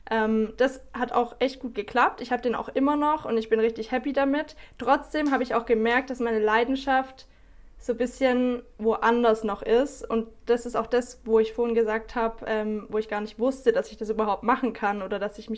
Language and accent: German; Baden-Württemberg, Germany; now in South America; normalerweise komme ich aus dem Süden von Deutschland, in der Nähe von Stuttgart.